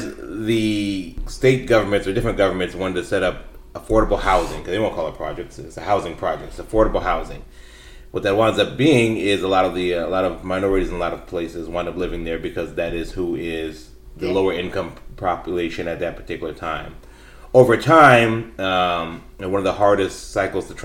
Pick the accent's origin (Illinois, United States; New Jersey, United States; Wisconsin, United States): Illinois, United States; Chicago; I grew up on the south side of Chicago